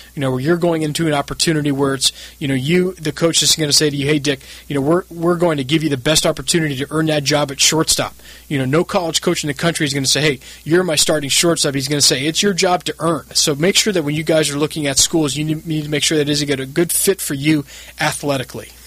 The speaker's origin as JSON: {"language": "English", "town": "San Diego", "region": "California", "country": "United States", "tie": "born or raised there", "also_born_or_lived": "Santa Barbara", "said": "I grew up in San Diego"}